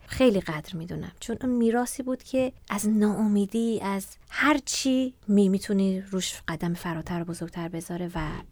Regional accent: Sari, Mazandaran, Iran; تابستونا هم هر دو هفته بار از ساری 6 ساعت می اومدم مؤسسه فرهنگی ماهور

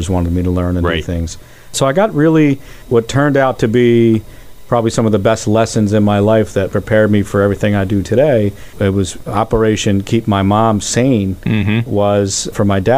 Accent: Philadelphia, Pennsylvania, United States; grew up in a great row home neighborhood on Everett Avenue in the Oxford Circle section

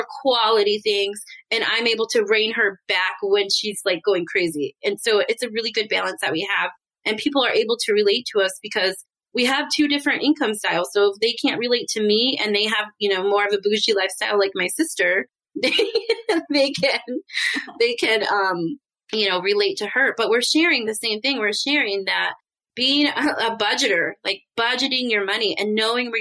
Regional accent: Michigan, United States; I grew up in Michigan

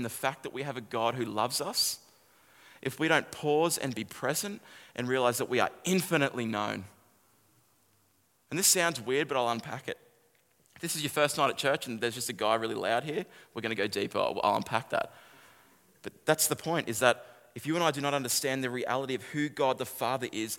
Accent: Kallangur, north of Brisbane, Queensland, Australia; I grew up in a suburb called Kalanga

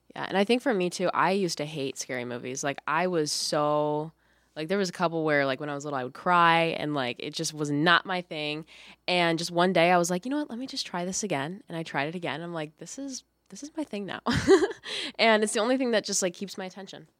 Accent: Lockport, Illinois, United States; I'm from Lockport, Illinois

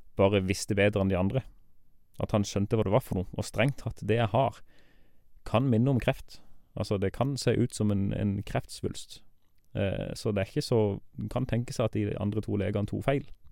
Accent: Farsund, Agder, Norway; Jeg er 35 år gammel. Eh, jeg kommer fra Farsund

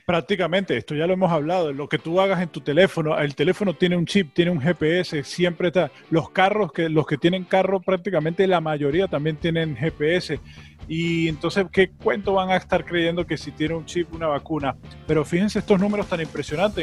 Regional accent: Venezuela; moved away; also born or lived in Miami; nosotros como venezolanos

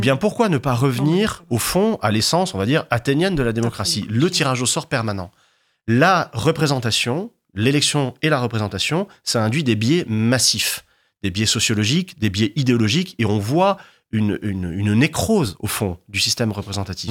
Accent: Martigues, Provence-Alpes-Côte d'Azur, France; moi j'ai grandi dans les Bouches-du-Rhône, dans le premier bassin pétrochimique d'Europe, mmh. euh, à Martigues

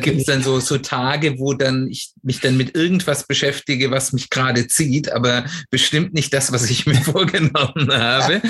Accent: Swabia, Germany; ich bin hier im Schwäbischen aufgewachsen

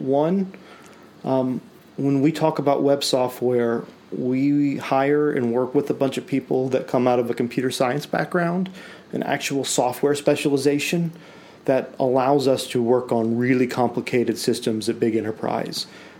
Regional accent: Nashville, Tennessee, United States; born there; No, I was born in Nashville, Tennessee

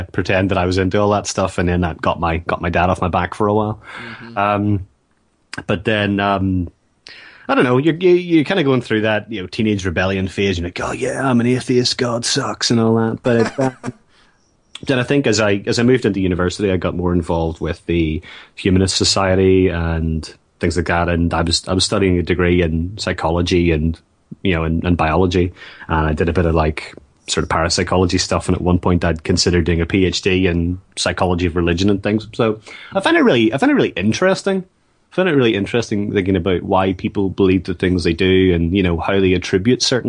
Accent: Northern Ireland, United Kingdom; I grew up in Northern Ireland

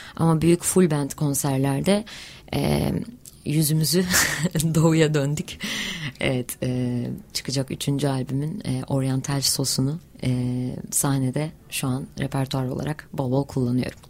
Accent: Hatay, Turkey

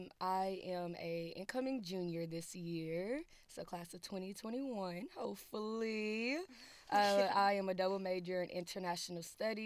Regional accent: Thomasville, North Carolina, United States; moved away as an adult; now in Raleigh, United States; I am from Thomasville, North Carolina, so it's about 1.5 hours away from Raleigh.

